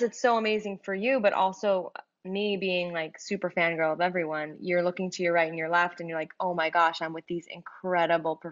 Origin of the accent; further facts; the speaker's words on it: New York City, New York, United States; I'm born and raised in Queens